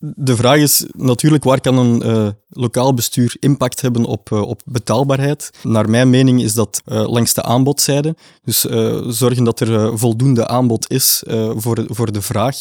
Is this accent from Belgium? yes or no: yes; Flanders, Belgium